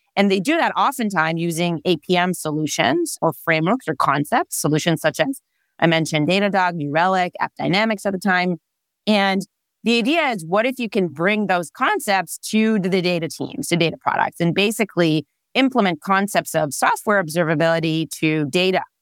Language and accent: English; Israel; English is a second language; moved away as an adult; now in California, United States; I am originally born and raised in Israel